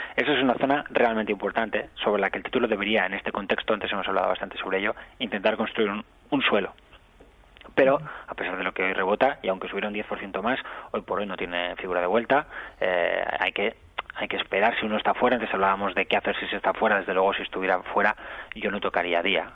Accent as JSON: {"language": "Spanish", "region": "Catalonia", "country": "Spain", "said": "soy catalán"}